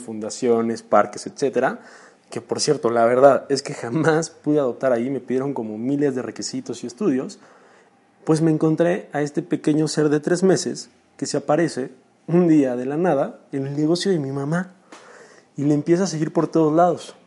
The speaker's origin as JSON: {"language": "Spanish", "town": "Chalco", "region": "State of Mexico", "country": "Mexico", "said": "Yo soy de Chalco, Estado de México, un municipio a unos 40 minutos de la Ciudad de México"}